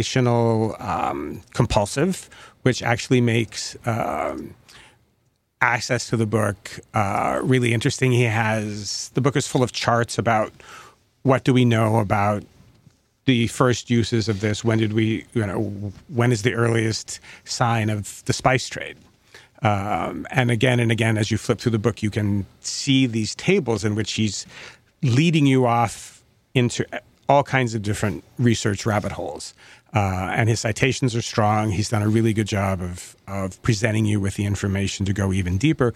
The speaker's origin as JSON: {"language": "English", "region": "Oregon", "country": "United States", "tie": "born or raised there", "moved": "yes", "said": "When I was growing up in Oregon"}